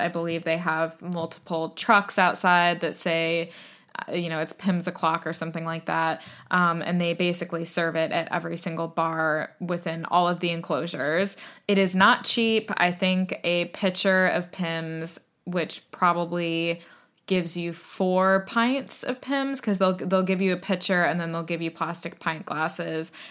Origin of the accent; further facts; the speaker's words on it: United States; moved away as an adult; now in United Kingdom; as an American